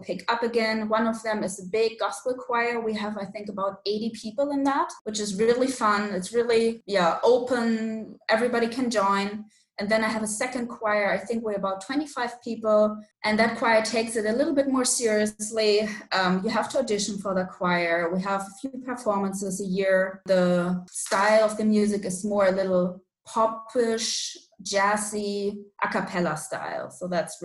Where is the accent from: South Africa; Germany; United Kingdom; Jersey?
Germany; Hamburg; also born or lived in Wisconsin; I was born and raised in Hamburg, which is a city in northern Germany, and I'm still living in Hamburg